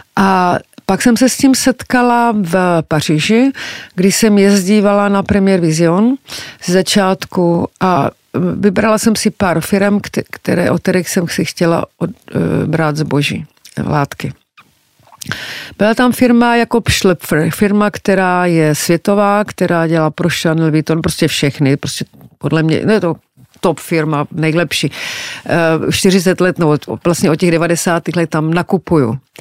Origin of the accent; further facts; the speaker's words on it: Czechia; jsem z Československa